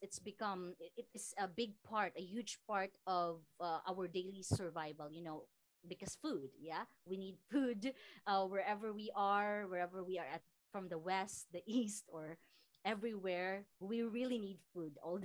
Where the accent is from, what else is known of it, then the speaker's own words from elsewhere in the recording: Philippines; also born or lived in Samar / Iloilo; I am from Iloilo province and Samar province